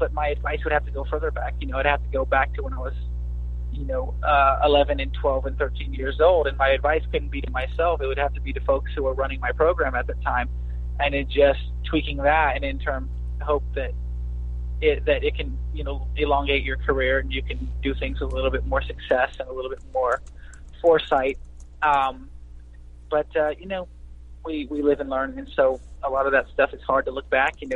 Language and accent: English; Houston, Texas, United States; as far as homegrown Texas guys, I mean, I was born in Houston